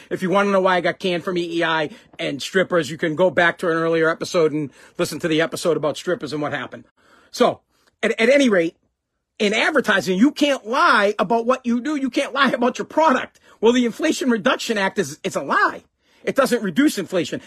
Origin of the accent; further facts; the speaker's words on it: Massachusetts, United States; I'm from Mass